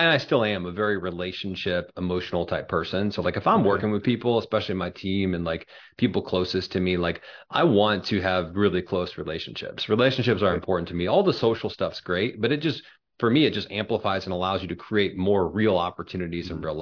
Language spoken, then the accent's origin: English; Springfield, Illinois, United States; also born or lived in Joliet, Illinois; now in Chicago suburbs, United States; I was born in Joliet, which is a southern suburb of Chicago. My dad was in the state police his whole career. So around 4 or 5, we moved down to Springfield, which is the capital of Illinois. Most people think it's Chicago, but it's not. Yeah. And I really grew up down in Springfield.